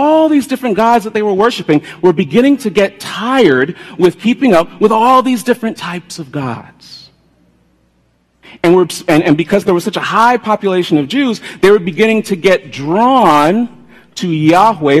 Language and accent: English; United States; also born or lived in South Florida; I come from a Jamaican background, but I was born in America. So I'm Jamaican